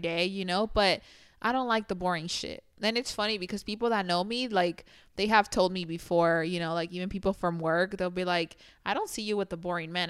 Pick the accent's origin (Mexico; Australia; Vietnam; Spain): Mexico; now in United States; I grew up in Mexico